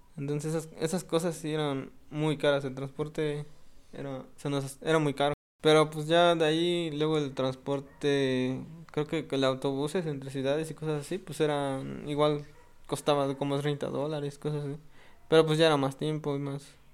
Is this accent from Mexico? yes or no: yes; Mexico; como mexicanos